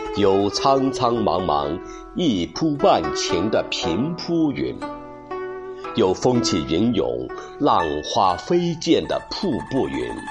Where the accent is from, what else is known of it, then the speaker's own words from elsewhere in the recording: She County, Anhui, China; 我是来自安徽歙县的主播